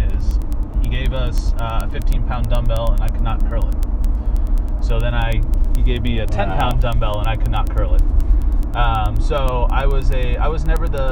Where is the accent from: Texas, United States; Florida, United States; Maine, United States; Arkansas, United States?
Maine, United States; also born or lived in Seattle, Washington; I was born out west in Seattle, but I've lived most of my life in Maine